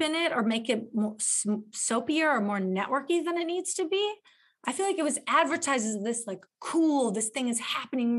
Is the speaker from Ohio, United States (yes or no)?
no; Chicago, Illinois, United States; being from Chicago